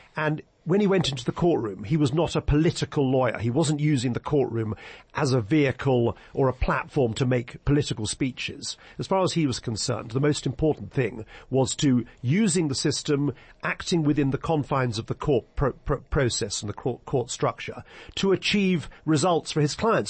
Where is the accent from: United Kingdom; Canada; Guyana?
United Kingdom; England; I've spent most of my life practicing law in England